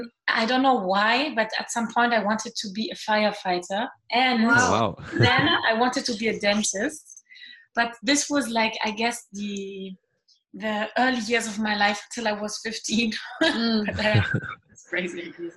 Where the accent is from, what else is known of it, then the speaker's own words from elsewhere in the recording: Germany; English is a second language; My dad is also German, and my mom is French, and I grew up in Germany as well. I was in a French school